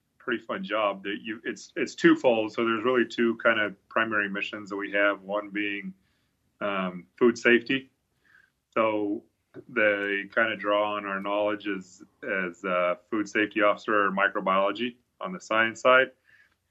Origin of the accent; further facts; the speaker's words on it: Aberdeen, Idaho, United States; moved away as an adult; also born or lived in Blackfoot, Idaho; now in Fair Grove, United States; I was born in Blackfoot, but I grew up in Aberdeen, actually was on the other side of Snake River